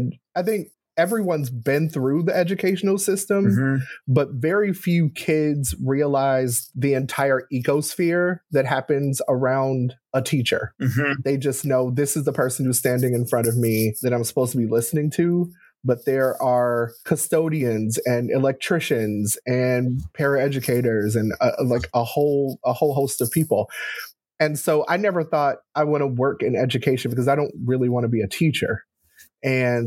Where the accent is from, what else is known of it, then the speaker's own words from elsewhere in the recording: Gary, Indiana, United States; I grew up in Gary, Indiana